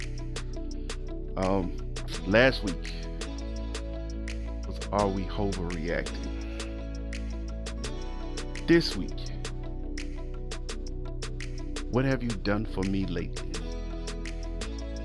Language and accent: English; the South, United States; I'm from the South. I'm a Southern guy.